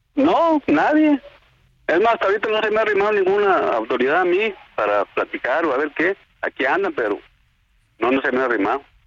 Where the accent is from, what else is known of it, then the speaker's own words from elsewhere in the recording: La Ruana, Michoacán, Mexico; de aquí, de mi pueblo, de La Ruana